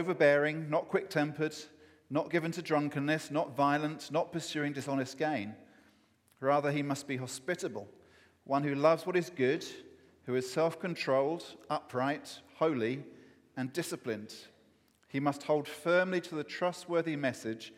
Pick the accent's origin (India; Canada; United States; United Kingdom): United Kingdom; England; as an Englishman